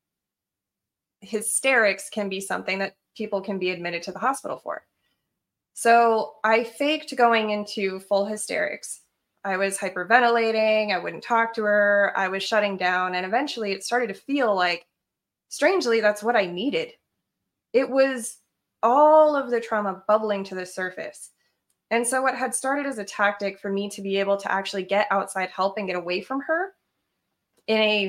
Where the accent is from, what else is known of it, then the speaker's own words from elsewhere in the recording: Colorado, United States; also born or lived in Idaho; I had actually hitchhiked from Idaho to Colorado at 15 to go back to my hometown